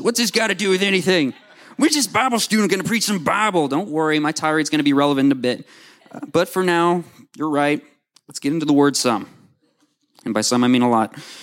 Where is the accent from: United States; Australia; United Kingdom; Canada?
United States; Owasso, Oklahoma; also born or lived in Tulsa, Oklahoma; I was born in Tulsa, and I've lived in Owasso for as long as I can remember